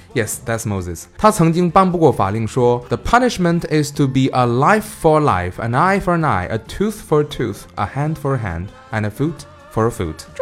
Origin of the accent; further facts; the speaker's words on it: China; 我们中国人